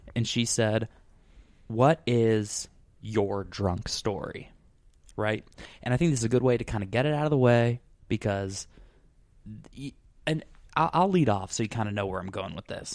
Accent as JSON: {"language": "English", "town": "Scottsdale", "region": "Arizona", "country": "United States", "moved": "yes", "said": "I'm from Scottsdale"}